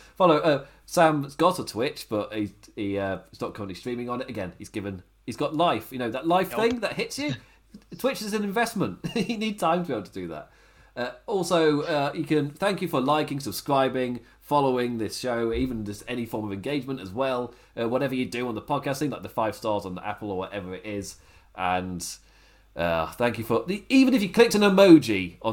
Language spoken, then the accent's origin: English; England, United Kingdom; I'm English.